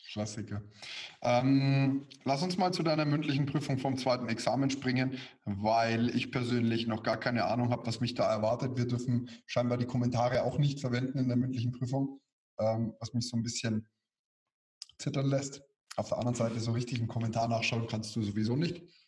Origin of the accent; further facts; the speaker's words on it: Bavaria, Germany; bei uns in Bayern